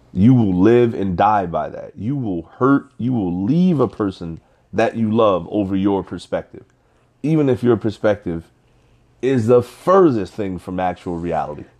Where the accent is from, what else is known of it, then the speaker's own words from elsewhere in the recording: Nigeria; I'm Nigerian.